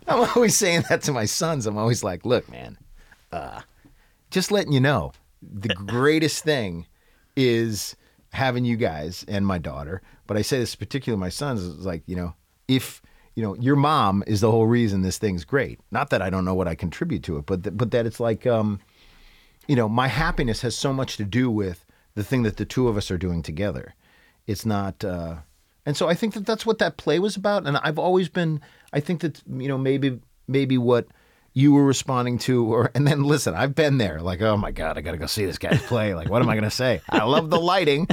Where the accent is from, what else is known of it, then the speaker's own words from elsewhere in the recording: New Hampshire, United States; moved away as an adult; also born or lived in New York; I grew up in New Hampshire and went to the University of New Hampshire